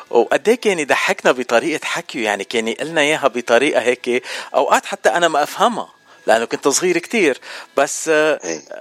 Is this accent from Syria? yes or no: no; Lebanon; moved away; انه انا جاي من لبنان قبلك بخمس سنين بس رايح زيارات على لبنان